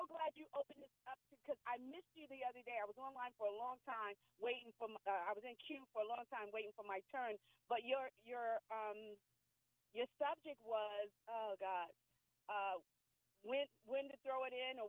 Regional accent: United States; I'm American.

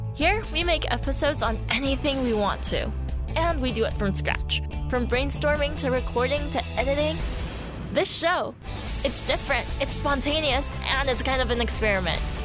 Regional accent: San Gabriel Valley, Southern California, United States; accent: Asian American English; I was 17, a crew member at a McDonald's in Southern California. Yep, the San Gabriel Valley, a 626

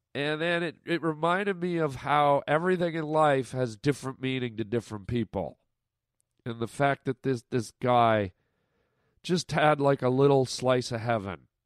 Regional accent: Canada; now in United States; all my Canadian friends listening right now, my fi- my fellow countrymen and women

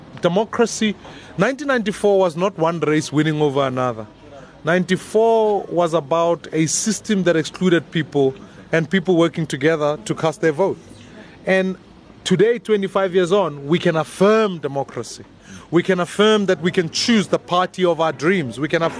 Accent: South Africa; also born or lived in Soweto

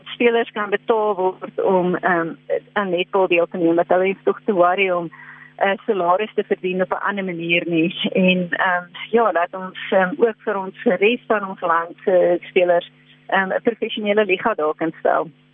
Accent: South Africa

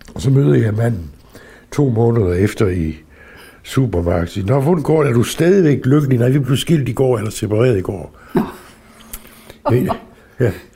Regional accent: Southern Jutland, Southern Denmark, Denmark; moved away as an adult; also born or lived in Aarhus; det brugte vi jo ikke i min familie, altså derhjemme i Sønderjylland

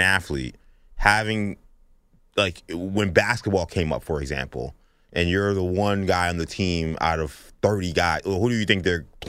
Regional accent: New York City, New York, United States; I grew up in New York City

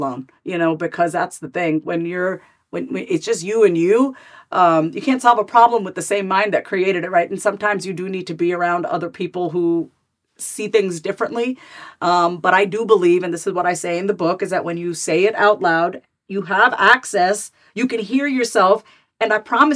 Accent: New York, United States; My sister and I were born and raised in New York

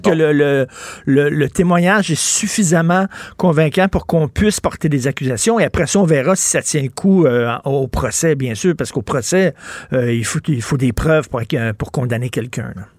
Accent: Quebec, Canada; je suis un Québécois de souche.

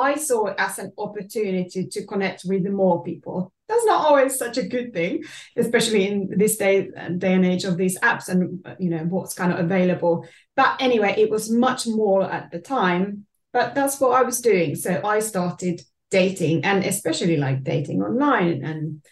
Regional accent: Finland; moved away as an adult; now in London, United Kingdom; I'm originally from Finland

